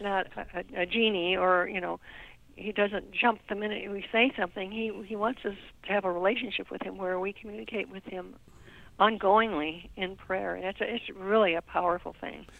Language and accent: English; Wyoming, United States; also born or lived in Nebraska; I was born in Nebraska, um, but I grew up in Wyoming um, because it was just over the border there.